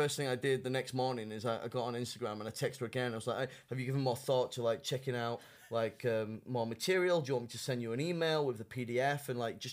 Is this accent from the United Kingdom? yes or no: yes; United Kingdom; moved away as an adult; now in China